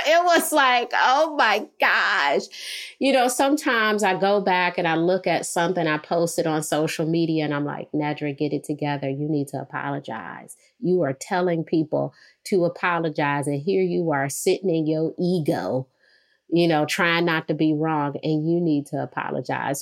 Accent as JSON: {"language": "English", "town": "Detroit", "region": "Michigan", "country": "United States", "said": "I'm from Detroit"}